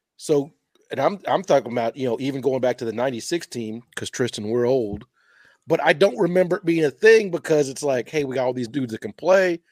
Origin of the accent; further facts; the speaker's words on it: Louisville, Kentucky, United States; I'm from Louisville.